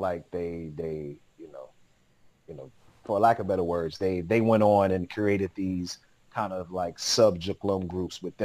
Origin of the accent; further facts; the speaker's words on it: Atlanta, Georgia, United States; moved away as an adult; also born or lived in Los Angeles / Dalian, China / Beijing, China; growing up in Atlanta